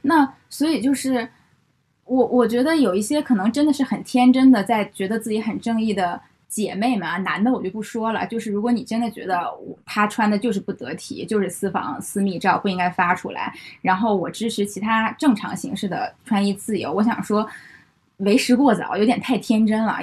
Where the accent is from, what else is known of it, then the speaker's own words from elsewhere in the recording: Beijing, China; 我是北京的